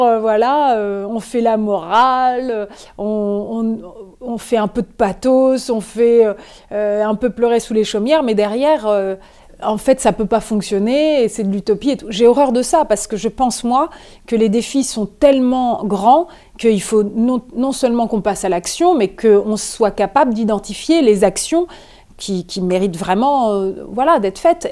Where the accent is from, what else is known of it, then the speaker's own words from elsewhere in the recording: Normandy, France; je suis née en Normandie